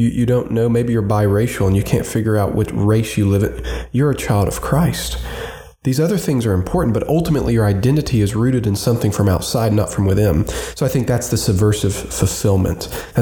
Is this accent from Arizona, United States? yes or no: no; Roanoke, Virginia, United States; my hometown, Roanoke, Virginia